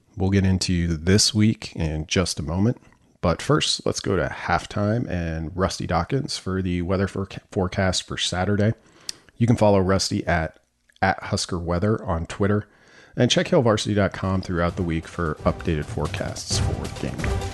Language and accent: English; northwest Nebraska, United States; I grew up in the northwest corner of the state